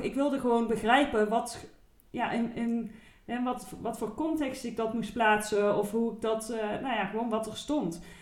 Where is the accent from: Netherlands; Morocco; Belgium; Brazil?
Netherlands; Eindhoven, North Brabant; in Eindhoven, waar ik vandaan kom